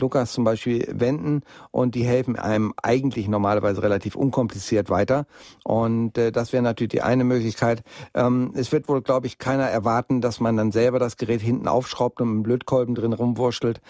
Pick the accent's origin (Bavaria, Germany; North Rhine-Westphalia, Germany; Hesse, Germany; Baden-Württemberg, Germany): North Rhine-Westphalia, Germany; Bielefeld; now in Munich, Germany; in meine alte Heimatstadt nach Bielefeld